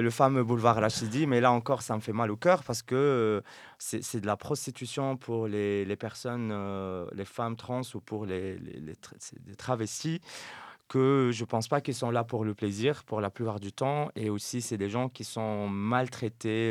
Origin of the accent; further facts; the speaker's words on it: Settat, Casablanca-Settat, Morocco; now in Brussels, Belgium; j'ai grandi à Stat